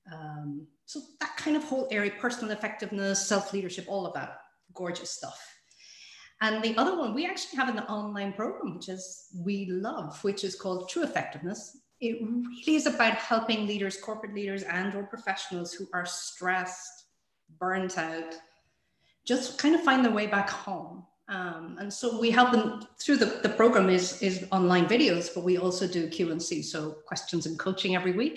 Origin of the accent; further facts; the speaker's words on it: Ireland; now in Sweden; I'm Irish, but living in Sweden